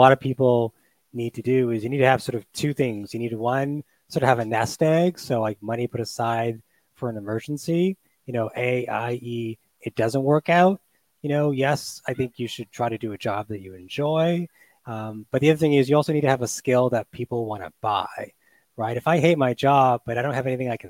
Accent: Toronto, Ontario, Canada; moved away as an adult; also born or lived in United Kingdom / Australia; I'm from Toronto, where I'm based again right now

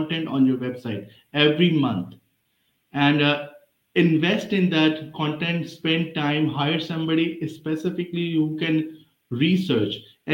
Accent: Pakistan; moved away as an adult; now in United States; my hometown is Pakistan

